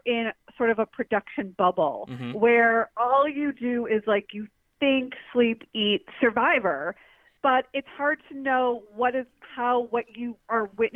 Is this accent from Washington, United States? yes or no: no; Detroit, Michigan, United States; now in New York, United States; Even though I have not lived in Detroit since 1994, I still always consider myself a Detroiter.